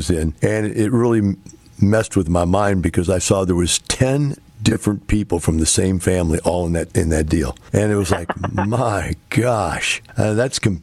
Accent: Missouri, United States; I'm from Missouri

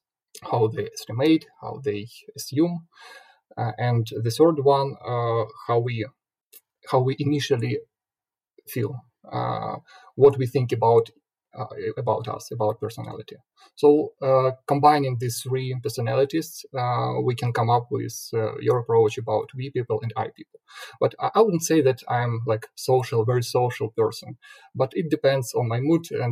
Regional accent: Sumy, Sumy Oblast, Ukraine; moved away as an adult; now in Kyiv, Ukraine; initially I came from Sumy. It's not a pretty big city on the east from Kyiv, 300 kilometers. I was born there, and then I moved to Kyiv more than 10 years ago.

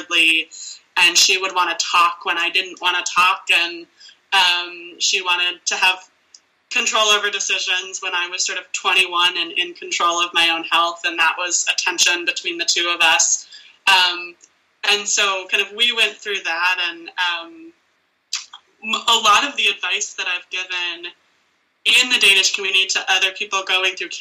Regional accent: United States; me as an American who had access to care

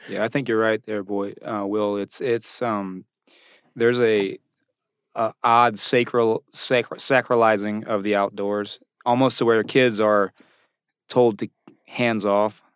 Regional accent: Virginia Beach, Virginia, United States; I'm from Virginia Beach

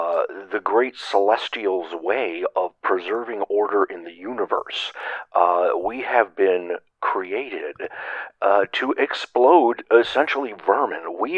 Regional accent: Bogota, Kansas, United States; Yes, I'm from Bogota, Kansas.

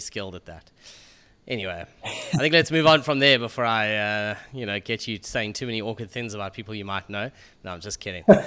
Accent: South Africa; as a South African

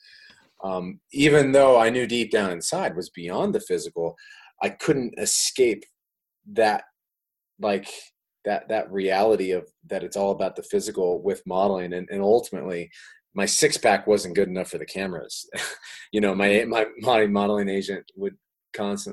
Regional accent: Iowa, United States; moved away as an adult; also born or lived in Miami, Florida; I'm from Iowa of all places

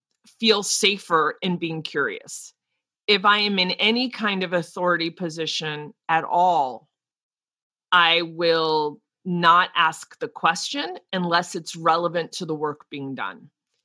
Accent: New Jersey, United States; accent: East Coast; I've worked very hard to get rid of my East Coast accent, but I get tired and New Jersey slips out like you would not believe.

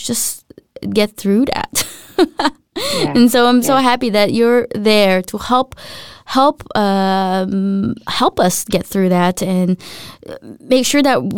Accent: United States; moved away as an adult; now in Denmark; coming to Denmark as an American

